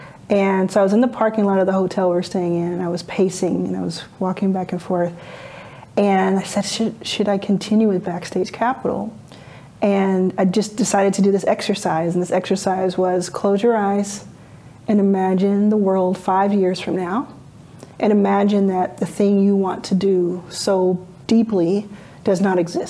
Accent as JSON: {"language": "English", "town": "Dallas", "region": "Texas", "country": "United States", "tie": "born or raised there", "also_born_or_lived": "Jackson, Mississippi", "moved": "yes", "said": "I grew up in Dallas, Texas."}